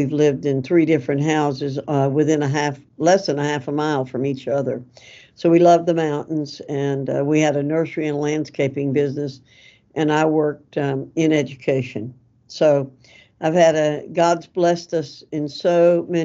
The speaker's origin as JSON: {"language": "English", "area": "Avery County", "region": "North Carolina", "country": "United States", "tie": "born or raised there", "said": "I grew up in Avery County. My family moved to Avery County when I was 6 and a half years old"}